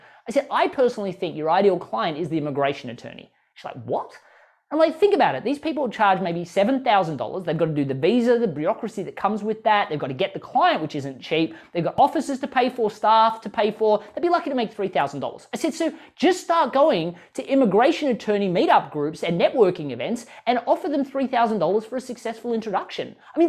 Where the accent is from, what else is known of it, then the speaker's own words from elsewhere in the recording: Australia; now in United States; I moved from Australia to the US. That was terrifying.